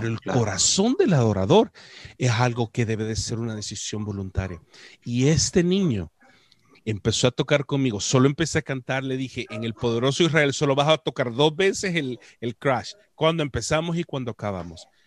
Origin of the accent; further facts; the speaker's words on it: El Salvador; como buen salvadoreño